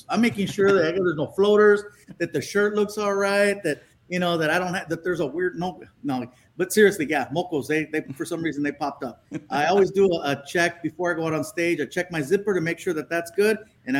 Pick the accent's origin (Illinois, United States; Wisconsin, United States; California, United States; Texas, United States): California, United States; Chula Vista; born there; now in Long Beach, United States; I was born in Chula Vista.